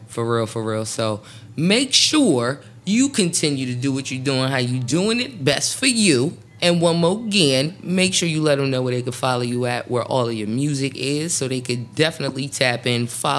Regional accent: New Jersey, United States; I'm from Jersey

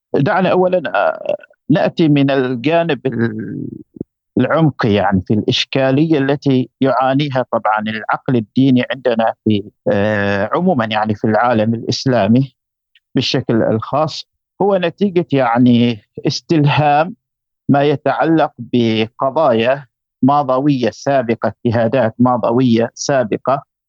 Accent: Oman; عندنا في عمان

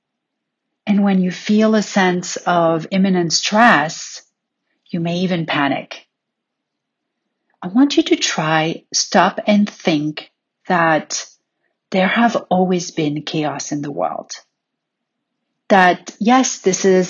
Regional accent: Paris, Île-de-France, France; growing up in Paris

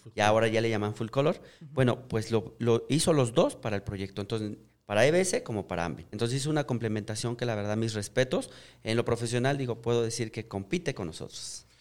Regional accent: Mexico; me siento muy orgulloso de ser mexicano

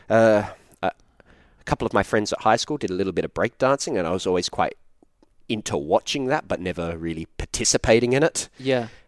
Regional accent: Australia; Yeah, yeah I'm Australian.

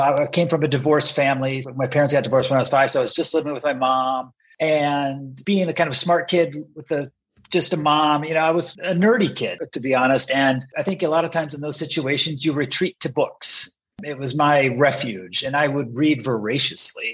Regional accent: Sioux Falls, South Dakota, United States; moved away as an adult; also born or lived in San Diego, California / Texas; So pretty much my entire upbringing was in South Dakota.

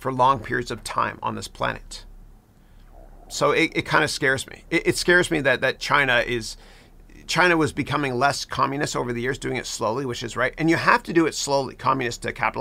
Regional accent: Canada; now in United States; I grew up in Canada

